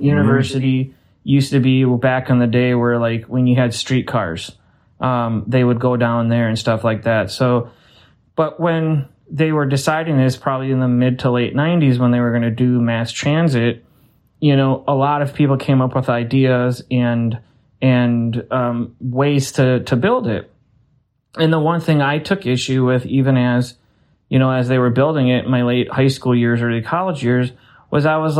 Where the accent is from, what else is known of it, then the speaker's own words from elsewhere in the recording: Saint Paul, Minnesota, United States; instead of saying I'm from St. Paul, people take pride to say I'm from this time. And like for me, you know, I say I'm from Dayton's Bluff